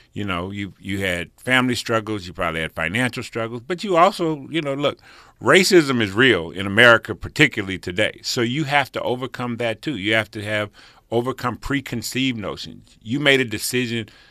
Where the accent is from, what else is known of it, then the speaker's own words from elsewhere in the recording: Pasadena, California, United States; also born or lived in Rancho Cucamonga; people I grew up with in Pasadena